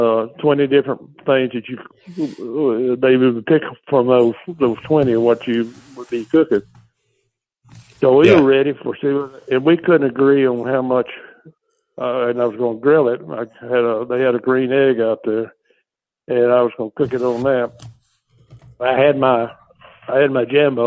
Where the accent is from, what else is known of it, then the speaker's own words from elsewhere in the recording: Texas, United States; I grew up in Texas down here cooking whole chicken.